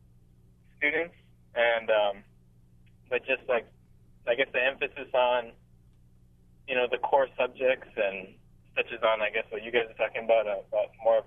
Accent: Kailua, Hawaii, United States; I'm 28, born and raised in Kailua

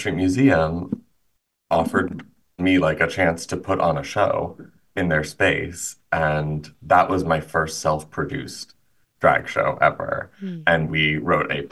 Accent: Illinois, United States; moved away as an adult; also born or lived in White River Junction, Vermont; my hometown in Illinois

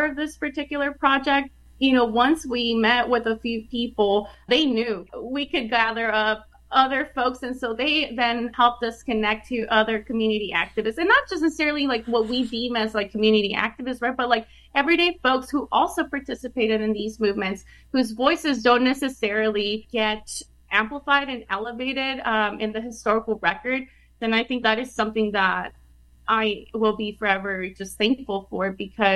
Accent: El Paso, Texas, United States; I did field work in El Paso. I am from El Paso. I study and research El Paso. I went to school there.

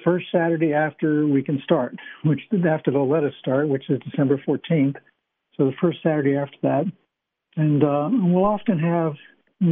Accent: East Coast, United States; born or raised there; now in Utah, United States

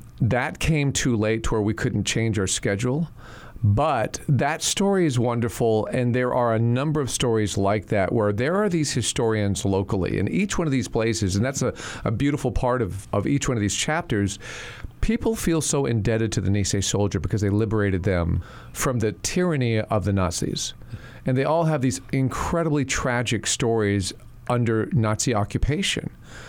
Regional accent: Texas, United States; I grew up in Texas. I grew up on military bases. My father was a lifer in the Army.

